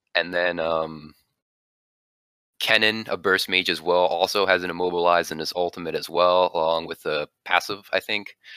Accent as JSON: {"language": "English", "town": "Jacksonville", "region": "Florida", "country": "United States", "tie": "born or raised there", "said": "Jacksonville, Florida area"}